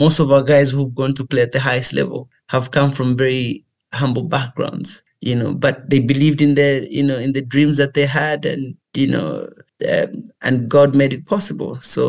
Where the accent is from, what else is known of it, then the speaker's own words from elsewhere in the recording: Lusaka, Lusaka Province, Zambia; also born or lived in United Kingdom; So I grew up in Kalingalinga compound near Mass Media in Lusaka.